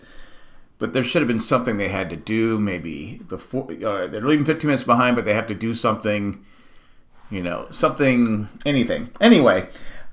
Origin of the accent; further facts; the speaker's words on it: San Diego, California, United States; I grew up in San Diego